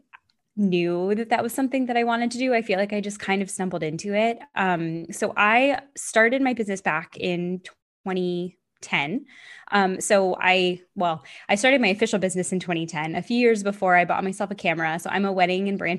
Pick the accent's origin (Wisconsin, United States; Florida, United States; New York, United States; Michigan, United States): Florida, United States; moved away as an adult; now in California, United States; I grew up in Florida, moved to California for a bit, moved back to Florida for a while, and then came back to California.